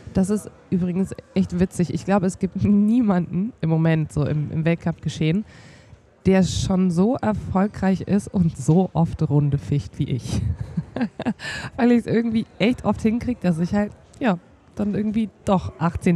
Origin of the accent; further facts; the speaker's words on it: Bayreuth, Bavaria, Germany; moved away as an adult; in meiner Heimatstadt Bayreuth